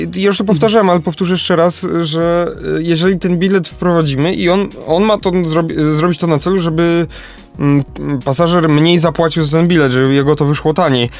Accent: Kraków, Lesser Poland, Poland; u nas w Krakowie

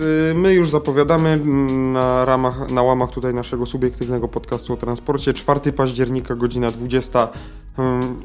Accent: Lesser Poland, Poland; my z Małopolski

